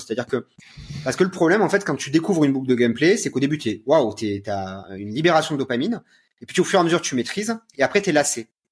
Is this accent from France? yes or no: yes; France; moved away as an adult; now in Romania; en tant que Français